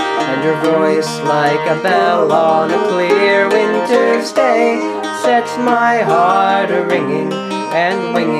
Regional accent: Cincinnati, Ohio, United States; moved away; growing up in Cincinnati.

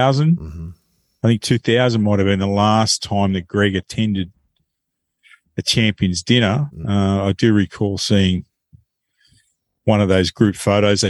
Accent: Australia; accent: Australian; my Australian accent

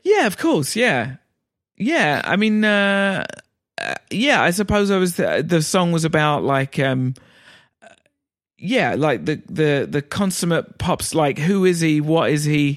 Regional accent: England, United Kingdom; moved away as an adult; also born or lived in New York

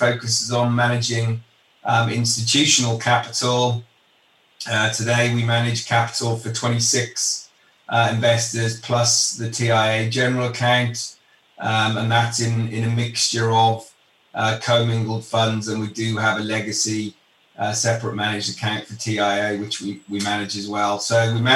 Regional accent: United Kingdom; moved away as an adult; now in Chicago, United States; I'm from the UK originally

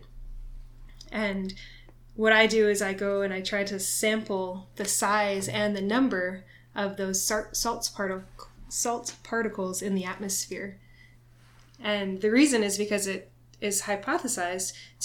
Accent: south of Boston, Massachusetts, United States; moved away as an adult; now in Honolulu, United States; I grew up in Massachusetts originally, just south of Boston

